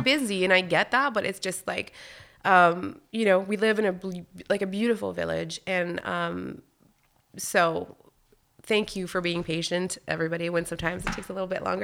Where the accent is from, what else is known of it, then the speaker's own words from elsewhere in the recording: Wakefield, Quebec, Canada; first language French; English is a second language; moved away as an adult; also born or lived in Val-d'Or, Quebec / Whistler, British Columbia; I grew up in Wakefield